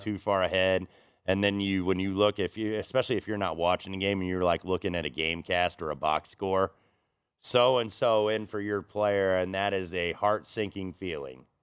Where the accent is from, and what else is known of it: Indianapolis, Indiana, United States; born or raised there